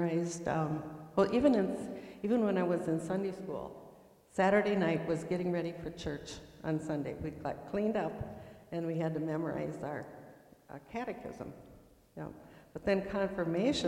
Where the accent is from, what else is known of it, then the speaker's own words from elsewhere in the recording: near Windom, Minnesota, United States; I grew up near Windham, Minnesota, on a farm